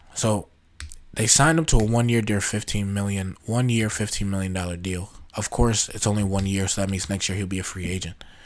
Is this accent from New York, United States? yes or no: yes; New York, United States; I'm from New York